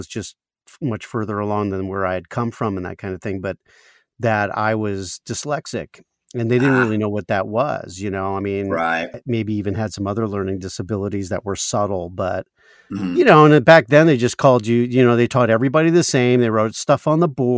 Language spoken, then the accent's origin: English; Maryland, United States; moved away; back in Maryland where I grew up